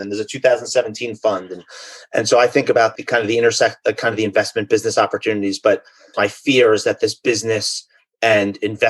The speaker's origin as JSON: {"language": "English", "country": "United States", "tie": "born or raised there", "also_born_or_lived": "London", "said": "I grew up in the New York, New Jersey area."}